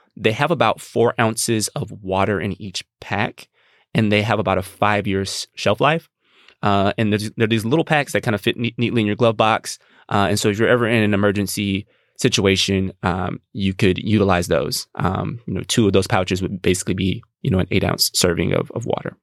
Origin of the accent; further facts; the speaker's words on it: Gulf Coast, United States; I'm from the Gulf Coast. We prep, we prepare for hurricanes.